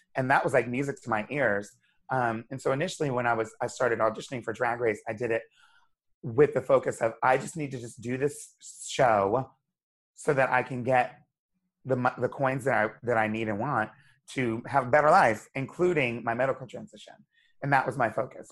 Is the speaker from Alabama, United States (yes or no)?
no; Wilmington, Delaware, United States; moved away as an adult; also born or lived in Hershey, Pennsylvania; now in New York City, United States; I grew up in Wilmington, Delaware.